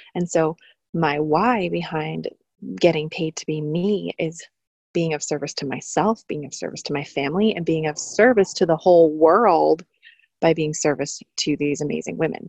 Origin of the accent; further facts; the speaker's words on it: New York, United States; being a New Yorker.